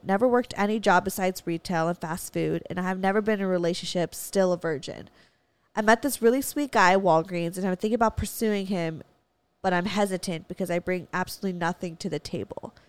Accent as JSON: {"language": "English", "town": "Valencia", "region": "California", "country": "United States", "tie": "born or raised there", "said": "I grew up in Valencia. We have hella Walmarts"}